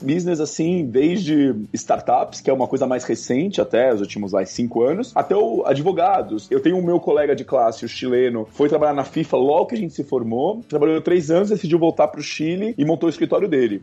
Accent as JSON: {"language": "Portuguese", "region": "São Paulo", "country": "Brazil", "tie": "born or raised there", "moved": "as an adult", "lives_now": "Switzerland", "said": "Eu sou de São Paulo, mas eu tenho duas nacionalidades, né? Eu sou um brasileiro e italiano e eu sempre estudei em São Paulo, na parte de escola e também depois na faculdade."}